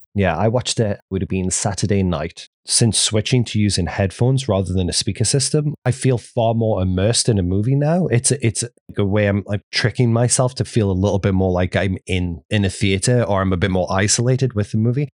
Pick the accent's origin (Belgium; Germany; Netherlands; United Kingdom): United Kingdom; England; now in United States; growing up in England